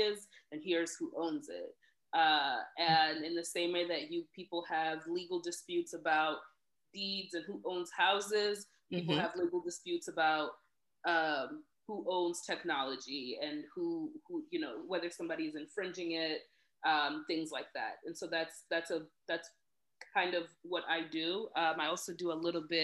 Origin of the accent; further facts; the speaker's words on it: Elkhart, Indiana, United States; moved away as an adult; also born or lived in Rwanda / Kenya / Boston; we grew up in Elkhart